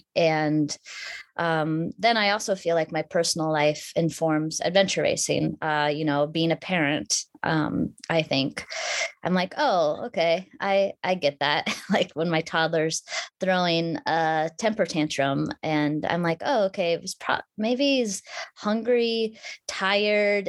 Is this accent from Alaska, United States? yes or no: yes; Anchorage, Alaska, United States; I grew up in Anchorage, Alaska.